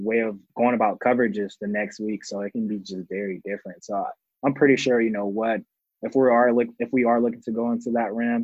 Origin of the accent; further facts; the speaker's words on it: Georgia, United States; I'm from Georgia